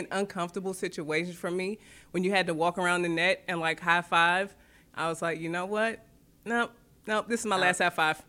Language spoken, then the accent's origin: English; Oxon Hill, Maryland, United States; I'm from Oxon Hill, Maryland. So you kind of put that in with D.C., DMV, D.C., Maryland, Virginia. It's all kind of clumped together the closer you are to Washington, D.C., the city.